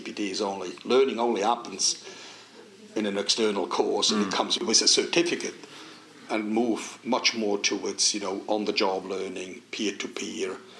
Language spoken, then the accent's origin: English; Switzerland; English is a second language; moved away as an adult; We grew up on Swiss rivers, Swiss Alps